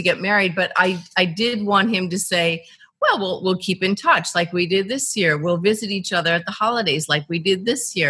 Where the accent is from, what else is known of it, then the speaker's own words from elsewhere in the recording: Midwest, United States; I grew up in the Midwest, pretty conservative